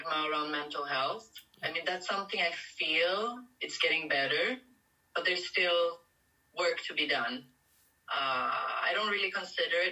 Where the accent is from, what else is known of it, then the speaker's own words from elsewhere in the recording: Sweden; moved away as an adult; now in Paris, France; But I'm originally from Sweden, and most of my life I lived in Sweden